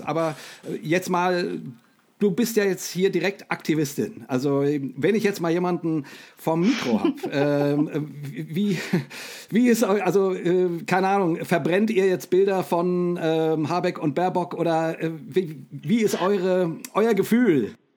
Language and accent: German; Rhine-Main area, Hesse, Germany; ich bin mit Startbahn West aufgewachsen. Ne? Ähm, ähm ich ich komme ja aus dem, aus dem Rhein-Main-Gebiet